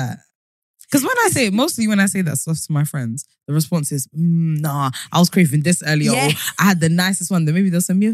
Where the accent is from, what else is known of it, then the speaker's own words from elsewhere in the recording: London, United Kingdom; is in London, in my hometown